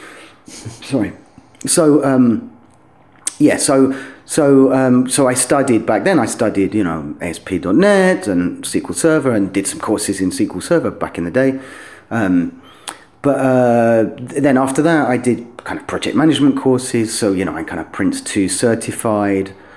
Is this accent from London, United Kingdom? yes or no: yes; London, United Kingdom; moved away as an adult; also born or lived in Doncaster / Cornwall; now in Kharkiv, Ukraine; I grew up in London until I was a kind of teenager.